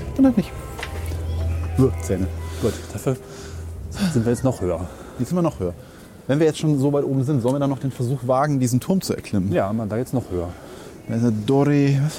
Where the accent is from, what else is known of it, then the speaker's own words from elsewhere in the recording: Germany; als Deutscher